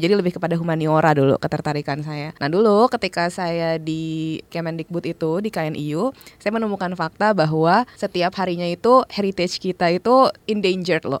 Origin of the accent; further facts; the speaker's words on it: Jakarta, Indonesia; moved away as an adult; also born or lived in Durham; saya anak Jakarta